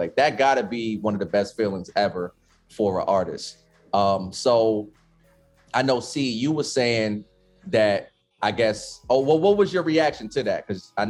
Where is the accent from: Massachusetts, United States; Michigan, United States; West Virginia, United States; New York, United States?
New York, United States; New York City; Well, look, as a New Yorker, right?